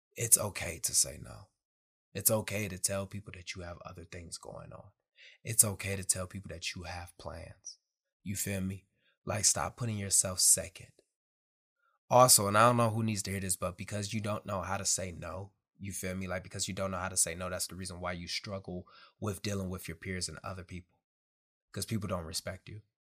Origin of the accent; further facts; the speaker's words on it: Detroit, Michigan, United States; moved away as an adult; also born or lived in Camp Pendleton, California; I'm from Detroit, Michigan